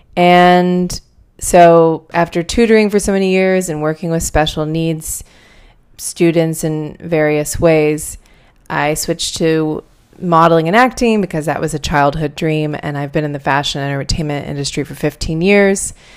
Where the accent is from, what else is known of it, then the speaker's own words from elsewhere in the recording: outside of Pittsburgh, Pennsylvania, United States; I grew up outside of Pittsburgh, Pennsylvania, in a much smaller city